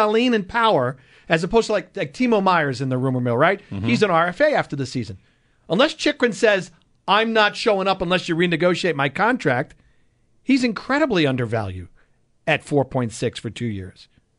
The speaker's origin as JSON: {"language": "English", "area": "Long Island", "region": "New York", "country": "United States", "tie": "born or raised there", "moved": "yes", "said": "growing up on Long Island"}